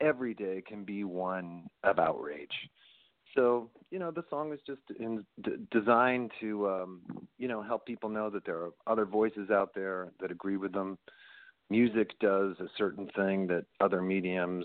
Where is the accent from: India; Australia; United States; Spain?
United States; Dayton, Ohio; also born or lived in Ann Arbor, Michigan / New York; now in Los Angeles, United States; Born in Ann Arbor and raised up in Dayton, Ohio